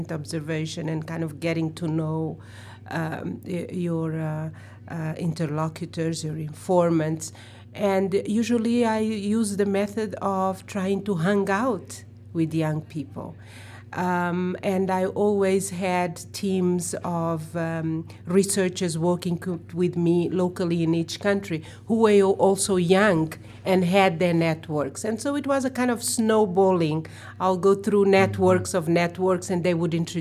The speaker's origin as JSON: {"language": "English", "country": "Mozambique", "tie": "born or raised there", "moved": "yes", "lives_now": "New York City, United States", "said": "I'm not American, I'm from the South, I'm from Africa, and I'm from Mozambique"}